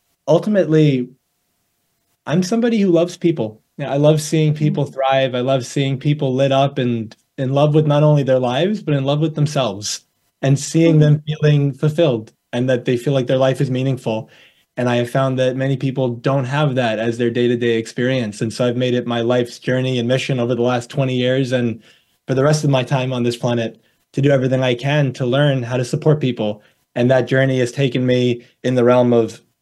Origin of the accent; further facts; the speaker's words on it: New York, United States; also born or lived in Arizona; I'm from New York, born and raised over here